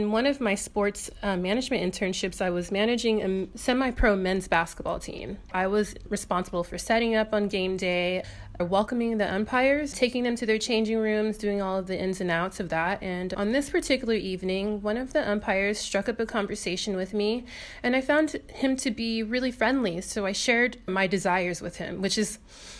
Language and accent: English; Inglewood, California, United States; moved away as an adult; now in Perth, Australia; I'm from Inglewood, California, and I left California at the age of 25